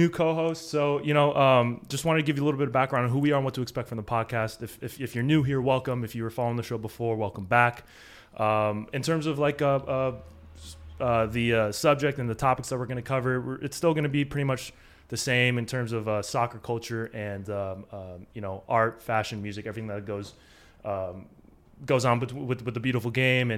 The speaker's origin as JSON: {"language": "English", "town": "Los Angeles", "region": "California", "country": "United States", "said": "From people in LA, I say I'm from the Valley"}